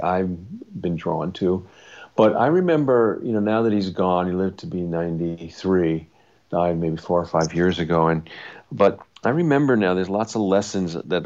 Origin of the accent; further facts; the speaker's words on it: Long Island, New York, United States; we grew up on Long Island